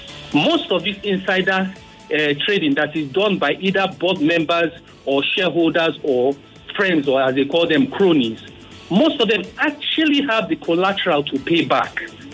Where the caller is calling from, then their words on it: Lagos, Nigeria; I'm calling from Pestac Town.